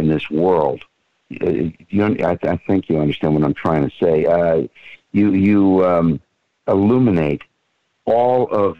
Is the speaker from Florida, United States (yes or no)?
yes; Fort Lauderdale, Florida, United States; also born or lived in Miami Beach, Florida; I was born and raised here. I was born on Miami Beach, but I've lived all around the United States